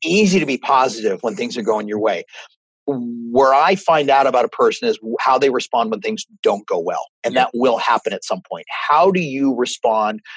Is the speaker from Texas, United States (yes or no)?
no; Northern Virginia, United States; I grew up in Northern Virginia